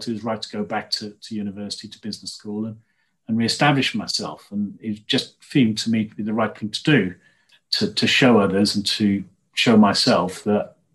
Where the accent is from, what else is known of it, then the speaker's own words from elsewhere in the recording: Llanrumney, Wales, United Kingdom; moved away; also born or lived in Swansea / Warwick; I came from Llanrhymdrin, and my sort of catchphrase would be, you can take the boy out of Llanrhymdrin, but you can't take the Llanrhymdrin out of the boy